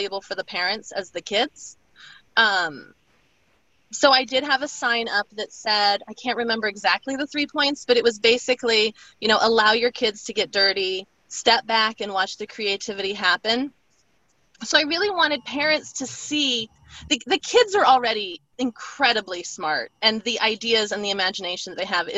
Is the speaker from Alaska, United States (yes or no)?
yes; Alaska, United States; now in East Coast, United States; growing up in Alaska